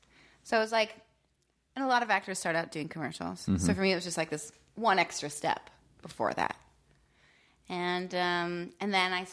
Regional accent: Benton, Pennsylvania, United States; Until the age of 12, I lived in this little town called Benton.

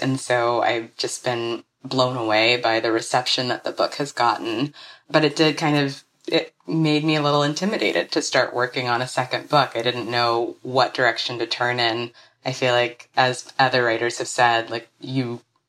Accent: Alabama, United States; also born or lived in Ghana; I was born in Ghana, but I grew up mostly in Alabama.

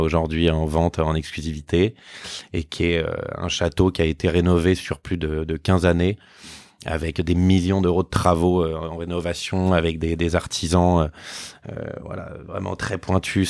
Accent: Boulogne-Billancourt, Île-de-France, France; on habite à Boulogne

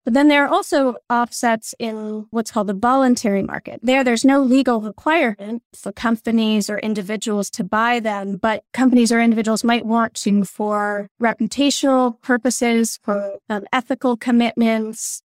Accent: New York City, New York, United States; also born or lived in Colorado / Vermont; now in Hanover, United States; I actually grew up in New York City. I was born in Colorado, but we relocated to New York City

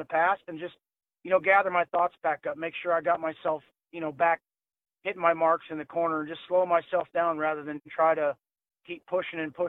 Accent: North Dakota, United States; I'm from North Dakota.

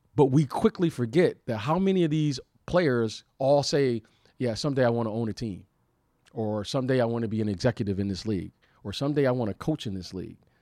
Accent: Detroit, Michigan, United States; moved away; also born or lived in Chicago; I'm I'm a Detroit native, so I root for the Detroit teams. I grew up there

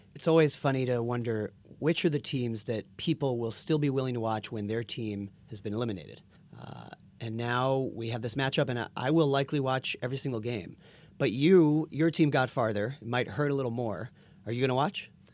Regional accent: Boston, Massachusetts, United States; I'm from Boston

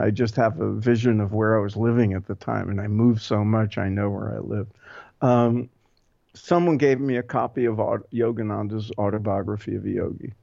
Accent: New York City, New York, United States; I grew up in Brooklyn

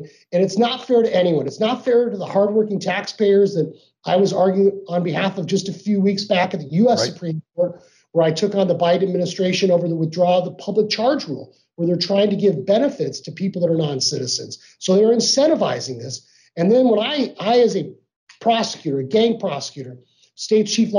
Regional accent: Arizona, United States; I grew up here in Arizona

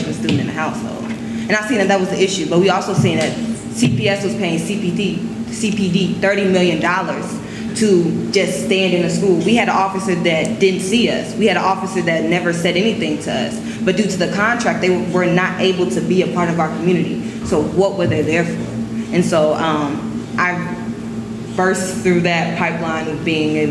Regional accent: Chicago, Illinois, United States; I grew up in Woodlawn my whole life.

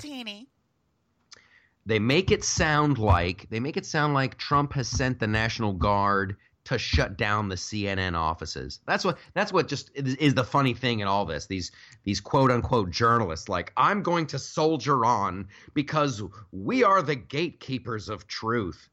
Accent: United States

